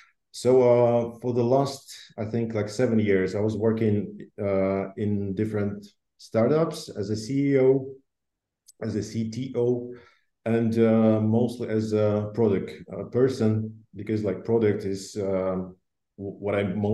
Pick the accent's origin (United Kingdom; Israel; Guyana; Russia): Russia; born there; also born or lived in Belarus; So I was born in Russia, then moved to Belarus. Since then, traveled a lot and used to live in different countries, United States and in Europe, traveled in Asia.